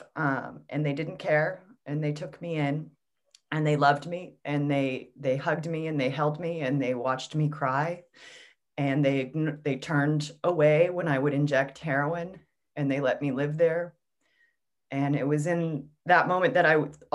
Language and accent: English; United States; I'm an American